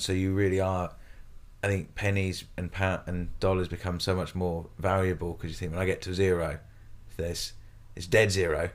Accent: United Kingdom; moved away as an adult; now in Australia; I obviously come from the U K. I came to Australia about eight years ago

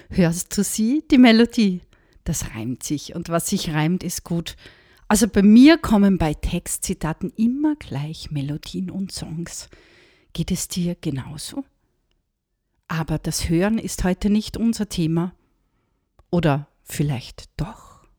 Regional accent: Austria; der scheint wohl gerade eine Laus über die Leber gelaufen zu sein, sagt man bei uns in Österreich, wenn jemand ganz schlecht drauf ist.

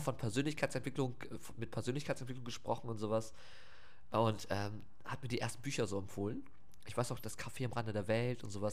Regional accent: Wilhelmshaven, Lower Saxony, Germany; also born or lived in Oldenburg; ich bin in Wilhelmshaven groß geworden

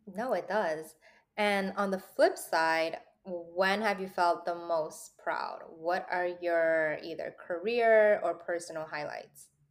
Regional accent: New York City, New York, United States; I was also born and raised in New York City

